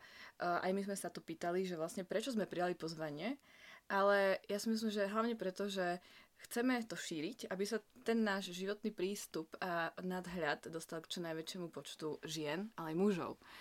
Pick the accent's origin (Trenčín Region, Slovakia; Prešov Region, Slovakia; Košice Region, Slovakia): Košice Region, Slovakia; Michalovce; moved away as an adult; also born or lived in Bratislava; now in Prague, Czech Republic; ja som z Michalviec a študovala som v Bratislave na vysokej škole